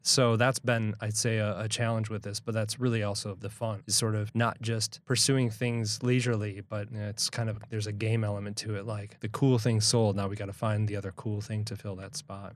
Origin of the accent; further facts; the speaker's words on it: Milwaukee, Wisconsin, United States; We're from Milwaukee